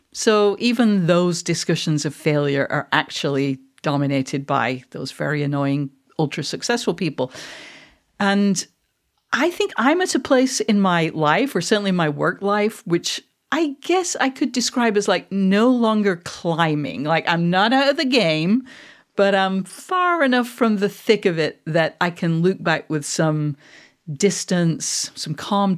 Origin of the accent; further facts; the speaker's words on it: Manchester, North West England, United Kingdom; I'm actually, just to be clear, for anyone who doesn't know, I am a Mancunian. I am not a Scot.